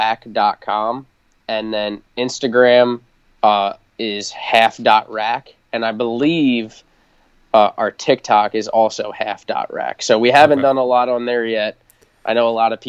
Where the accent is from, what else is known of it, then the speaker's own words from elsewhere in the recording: Long Island, New York, United States; now in Virginia, United States; I'm from Long Island originally